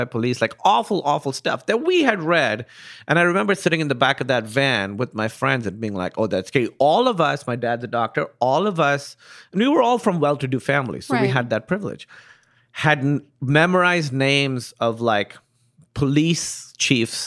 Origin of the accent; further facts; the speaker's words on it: Pakistan; moved away; I grew up in Pakistan